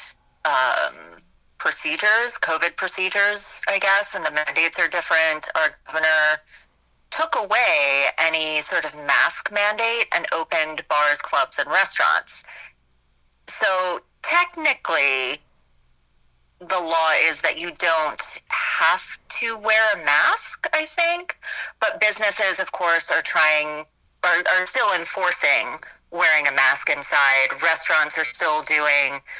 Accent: California, United States; now in Florida, United States; I am from California

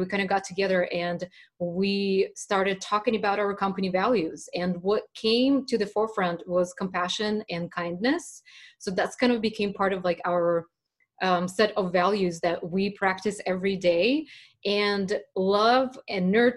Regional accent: Russia; moved away; I was raised back in Russia at the very end of the Soviet times

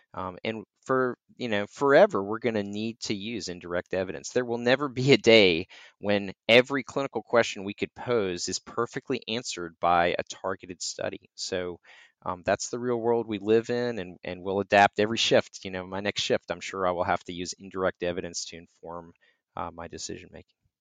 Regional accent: North Carolina, United States; I grew up in North Carolina

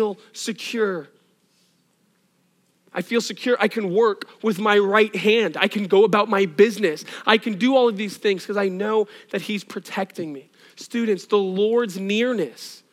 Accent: Northeast, United States; I'm from the Northeast.

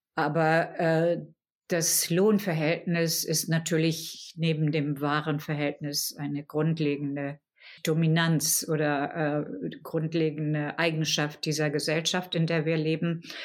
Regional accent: Germany; als Deutsche

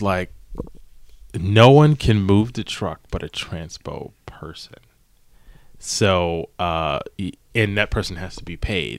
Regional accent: East Coast, United States; now in Los Angeles, United States; growing up on the East Coast

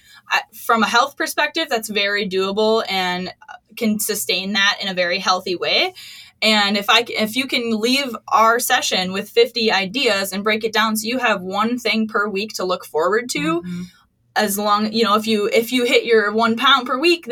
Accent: Wisconsin, United States; now in Minnesota, United States; I grew up in Wisconsin. I knew what I was getting into moving to Minnesota.

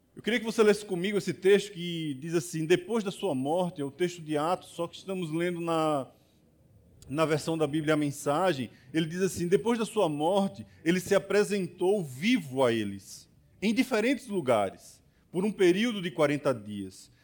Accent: Barbacena, Minas Gerais, Brazil; moved away; quando eu era criança pequena lá em Barbacena. Na verdade, eu não nasci em Barbacena, mas sou do interior

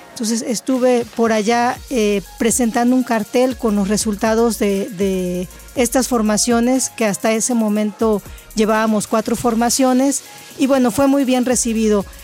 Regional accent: Mexico; somos como mexicanos pioneros, no solo en Veracruz, sino también en otras entidades federativas.

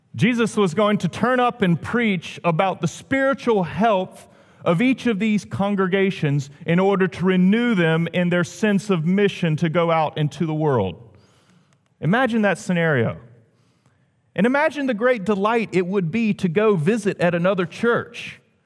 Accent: the South, United States; moved away as an adult; also born or lived in Washington, D.C.; being a Southerner

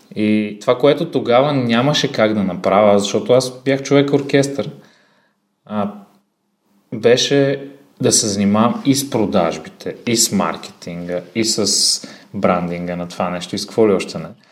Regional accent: Sofia, Sofia City, Bulgaria; съм роден в София на 27 години съм

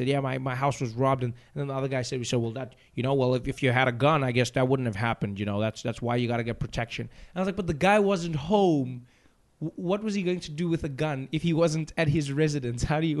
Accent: United States; Because the South African thing, as an American, you can watch that and you'd be like, oh, people are laughing, but I don't know what's going on.

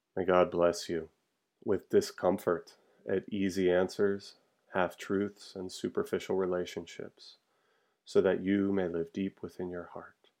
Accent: Charlottesville, Virginia, United States; moved away; my hometown of Charlottesville, Virginia

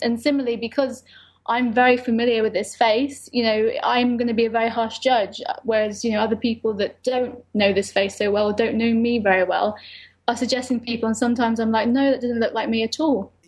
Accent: United Kingdom; I'm British Lebanese

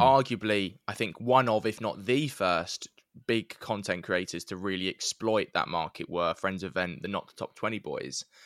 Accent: London, United Kingdom; I grew up in North East London, supporting Huddersfield Town

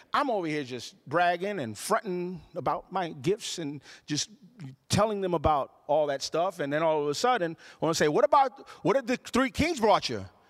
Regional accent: Puerto Rico; born or raised there; now in United States

